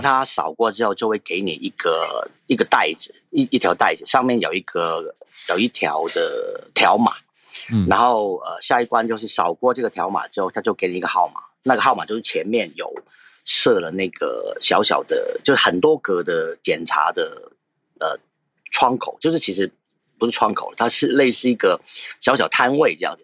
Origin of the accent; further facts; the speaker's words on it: Hong Kong; now in Taiwan; 我本身香港人嘛，那嗯。我就，呃，前几天回来，其实我主要回来看看家人，回来几天而已